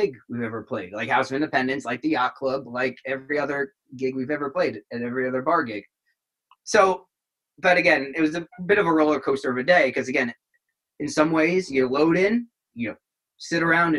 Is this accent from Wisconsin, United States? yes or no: no; East Brunswick, New Jersey, United States; growing up in East Brunswick, you know, a Sayreville kid